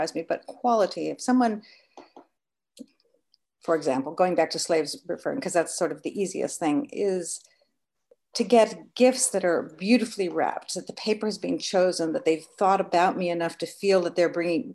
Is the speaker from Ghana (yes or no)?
no; United Kingdom; now in New York, United States; I'm British, so I really grew up a lot with manners and that whole breeding being built